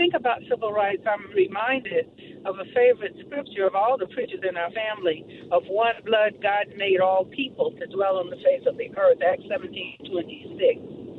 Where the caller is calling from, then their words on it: Alabama, United States; I am in Alabama, believe it or not. I live in Georgia. I'm driving through Alabama